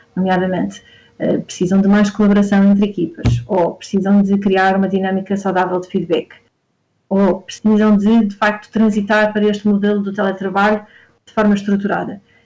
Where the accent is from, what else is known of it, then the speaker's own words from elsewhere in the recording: Porto, Norte, Portugal; moved away as an adult; also born or lived in Lisbon; eu sou do Porto e vim para Lisboa estudar